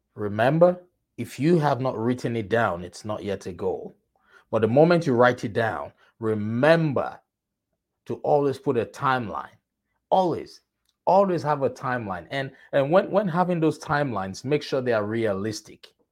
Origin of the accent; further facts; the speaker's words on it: Nigeria; moved away; I am originally from Nigeria.